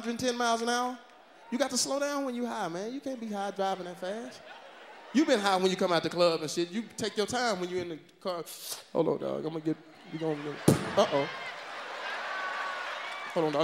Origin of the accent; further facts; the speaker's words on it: the South, United States; I'm from the South